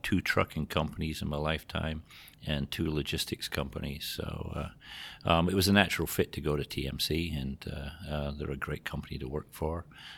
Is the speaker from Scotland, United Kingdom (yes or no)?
yes; Scotland, United Kingdom; moved away as an adult; also born or lived in Greece / Portugal / Spain / England; now in Iowa, United States; you might have picked it up from the accent, but not from around here. I was born and raised in Scotland.